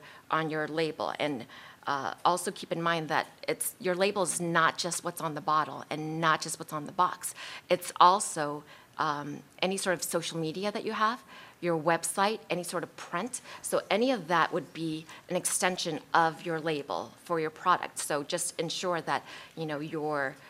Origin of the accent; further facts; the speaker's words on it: Colorado, United States; I'm from Colorado